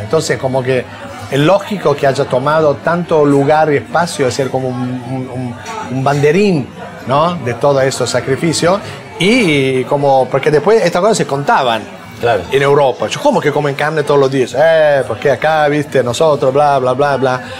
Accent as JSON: {"language": "Spanish", "town": "Milan", "region": "Lombardy", "country": "Italy", "tie": "born or raised there", "also_born_or_lived": "Apulia", "moved": "yes", "said": "Yo nací en Milán por cuestión de migración"}